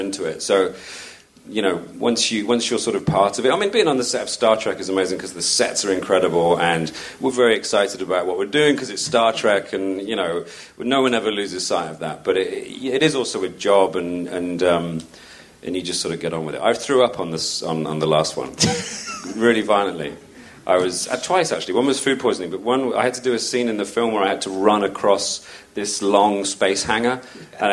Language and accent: English; United Kingdom; as a Brit